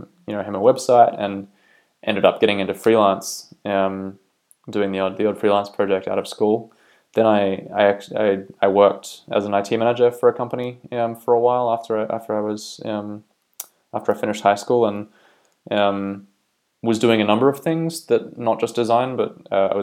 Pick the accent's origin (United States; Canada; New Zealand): New Zealand; also born or lived in Australia / United Kingdom; now in Belfast, United Kingdom; I am originally from New Zealand, but have lived for a long time in Australia as well, and recently moved to the UK as well.